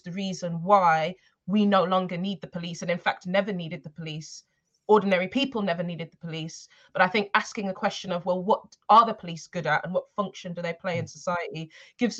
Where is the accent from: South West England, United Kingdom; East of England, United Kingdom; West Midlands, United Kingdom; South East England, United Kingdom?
West Midlands, United Kingdom; Birmingham; also born or lived in Tottenham, London; now in London, United Kingdom; I'm actually from Birmingham and I grew up in Handsworth